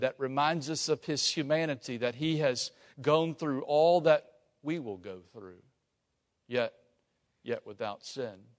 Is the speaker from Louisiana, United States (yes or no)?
yes; Lafayette, Louisiana, United States; I'm from Lafayette